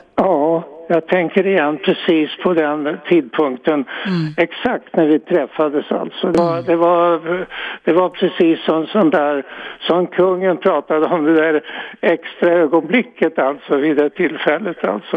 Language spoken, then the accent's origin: Swedish; Örebro, Örebro County, Sweden; moved away as an adult; jag kommer från Örebro och eh, det var väl inte några särskilda intressanta saker där egentligen alltså. Vi gick i särskilt eh, läroverk